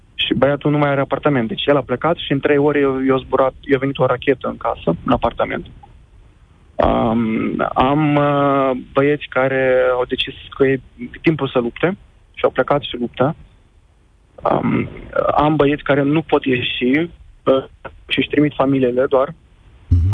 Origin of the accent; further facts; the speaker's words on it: Moldova; also born or lived in Kyiv, Ukraine; now in Bucharest, Romania; Sunt originar din Republica Moldova